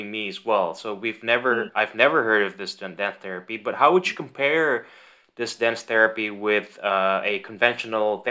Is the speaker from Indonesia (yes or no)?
yes; Indonesia; now in Netherlands; I come from Indonesia, like Irene. And our schools are tough, and our life was pretty tough as a kid